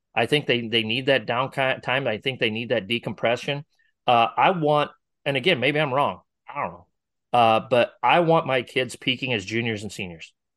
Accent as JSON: {"language": "English", "region": "Northwest Iowa", "country": "United States", "moved": "yes", "lives_now": "Omaha area, United States", "said": "I'm from Northwest Iowa originally."}